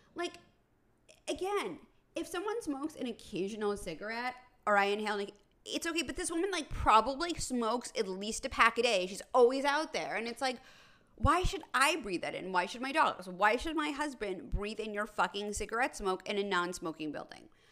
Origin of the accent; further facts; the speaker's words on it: New York City, New York, United States; I'm from New York City. I grew up in an apartment building